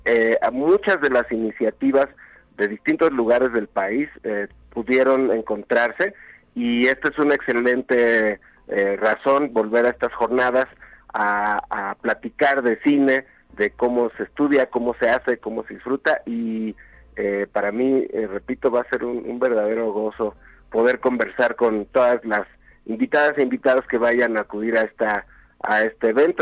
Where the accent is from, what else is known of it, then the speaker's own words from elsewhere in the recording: Mexico; reconocernos como mexicanas y mexicanos